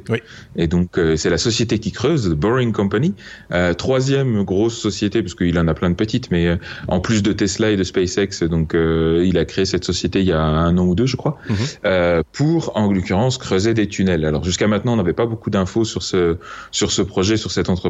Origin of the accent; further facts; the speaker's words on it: France; je suis français, monsieur.